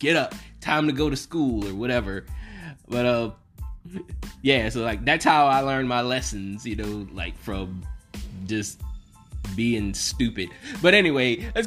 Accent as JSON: {"language": "English", "region": "the South", "country": "United States", "said": "I'm from the South"}